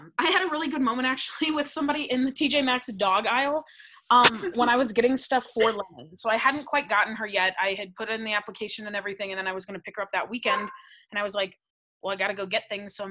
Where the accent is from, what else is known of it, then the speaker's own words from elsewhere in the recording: St. Louis, Missouri, United States; moved away as an adult; now in East Texas, United States; We grew up in St. Louis